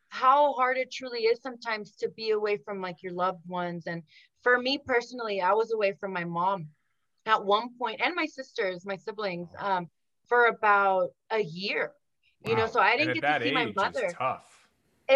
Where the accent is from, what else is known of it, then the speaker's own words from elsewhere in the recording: United States; first language Spanish; English is a second language; I'm Mexican American, very, very proud of that. First generation here in the United States.